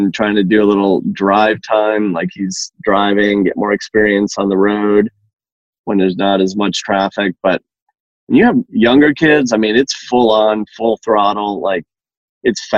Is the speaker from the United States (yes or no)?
yes; New England, Massachusetts, United States; moved away as an adult; now in Georgia, United States; I grew up in New England, Massachusetts